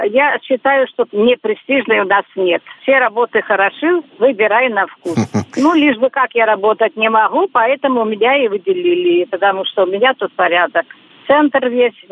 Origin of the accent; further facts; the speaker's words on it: Belarus; moved away as an adult; now in Russia; Я из Беларуси приехала сюда в 87 году.